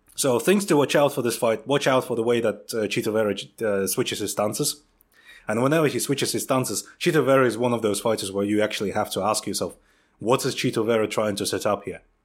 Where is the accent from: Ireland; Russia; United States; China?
Russia; Siberia; moved away; growing up in Russia